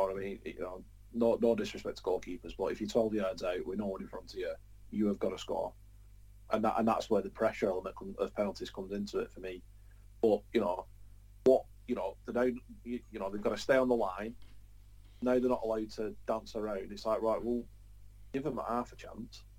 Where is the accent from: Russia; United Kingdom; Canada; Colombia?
United Kingdom; Preston, North West England; It's it's my hometown